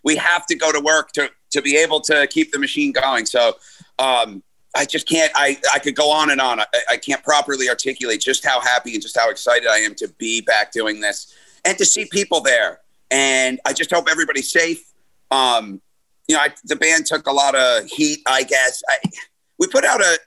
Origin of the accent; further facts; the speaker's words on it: Glenmont, New York, United States; my hometown in Glenmont, New York.